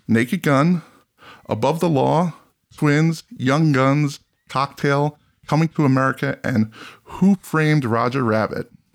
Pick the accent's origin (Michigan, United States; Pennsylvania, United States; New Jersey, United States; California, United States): New Jersey, United States; I'm from New Jersey